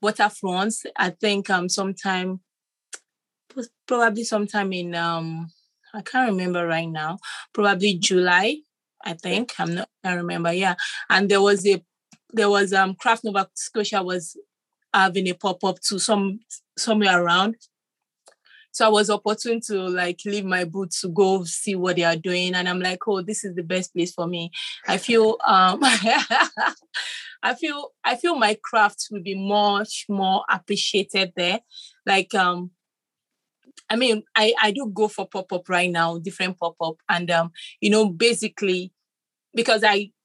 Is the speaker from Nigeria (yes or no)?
yes; Nigeria; moved away as an adult; I'm originally from Nigeria, and when I came here 5 years ago